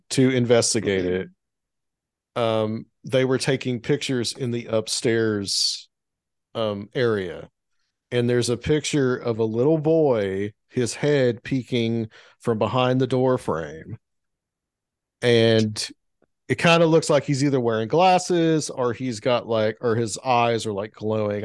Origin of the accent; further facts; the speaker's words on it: the South, United States; growing up in the South, I mean, I was always exposed to the Civil War, especially in the town that I grew up in, because it was a Civil War battle site.